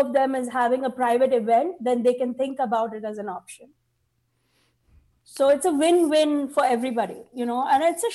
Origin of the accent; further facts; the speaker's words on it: India; now in United States; I'm Indian.